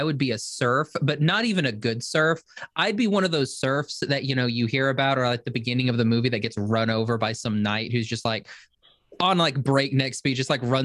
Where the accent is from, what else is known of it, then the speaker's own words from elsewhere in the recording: Shawnee, Oklahoma, United States; I'm from a little town called Shawnee, Oklahoma.